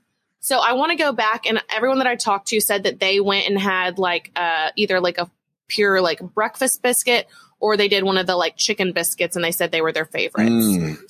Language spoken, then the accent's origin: English; Texas, United States; as a Texan